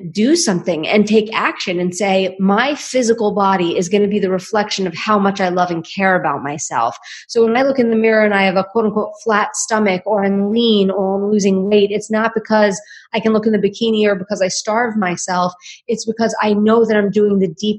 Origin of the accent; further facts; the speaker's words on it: New York City, New York, United States; now in Austin, United States; I'm from Staten Island.